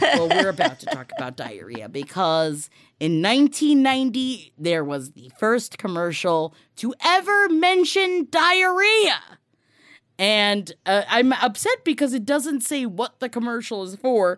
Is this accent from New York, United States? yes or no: yes; New York City, New York, United States; being a family from Queens